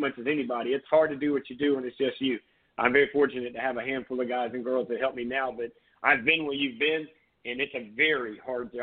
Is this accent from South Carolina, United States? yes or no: yes; Surfside Beach, South Carolina, United States; I'm originally from Myrtle Beach. I grew up in Surfside